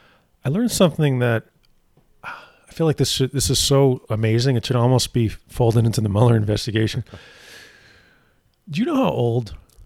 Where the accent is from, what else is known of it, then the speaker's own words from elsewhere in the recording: New Jersey, United States; my home state of New Jersey